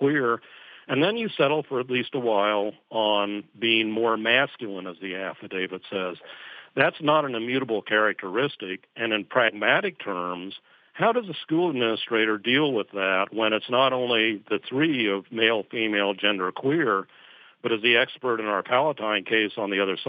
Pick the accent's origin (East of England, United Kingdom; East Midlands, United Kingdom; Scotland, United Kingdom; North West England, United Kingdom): Scotland, United Kingdom; accent: Scottish; That's my Scottish accent